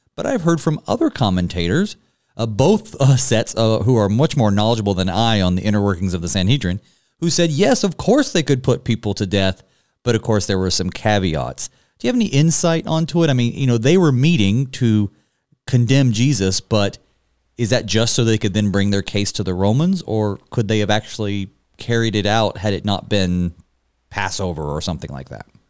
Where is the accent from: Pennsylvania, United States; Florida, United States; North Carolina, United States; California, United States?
North Carolina, United States; growing up in North Carolina, Uh, I live just down the road from the Cherokee Indian Reservation